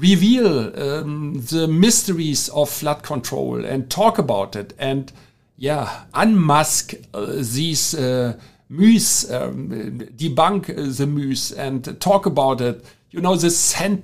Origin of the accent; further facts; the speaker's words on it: Germany; accent: German; English is a second language; my German accent